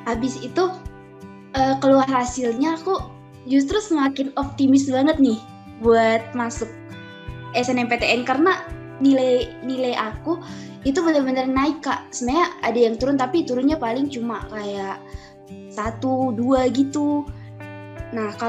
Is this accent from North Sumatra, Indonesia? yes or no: yes; North Sumatra, Indonesia; Aku adalah mahasiswa akuntansi di Universitas Diponegoro. Kalau asalnya itu aku dari Sumatera Utara ya. Nah, sekolahnya itu dulu di SMA Negeri 2 Bali G.